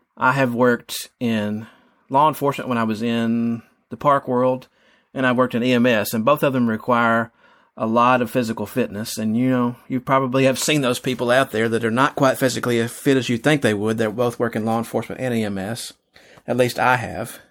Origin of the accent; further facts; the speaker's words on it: Texas, United States; I grew up he, here in Texas. I've lived other places